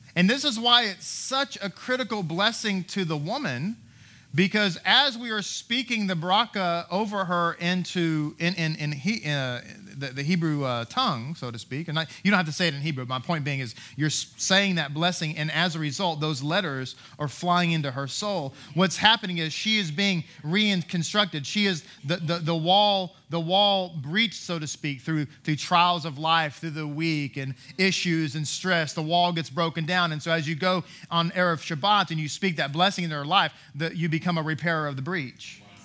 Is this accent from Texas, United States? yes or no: yes; Texas, United States; I am an American, I'm a U S citizen, all those things, right? It's all the same thing. Texan